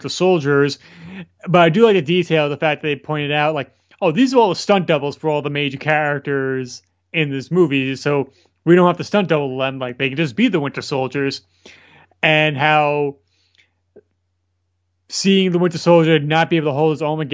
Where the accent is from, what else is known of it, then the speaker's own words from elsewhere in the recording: New York, United States; as New Yorker